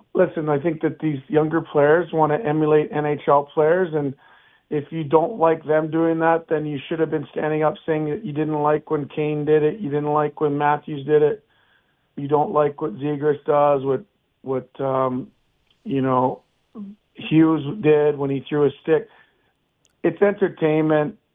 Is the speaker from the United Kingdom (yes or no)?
no; Canada; now in United States; Canadian, which I am